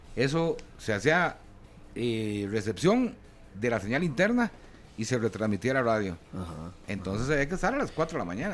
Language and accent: Spanish; San Antonio de Belén, Heredia, Costa Rica; en Belén, San Antonio de Belén, yo soy nativo de Belén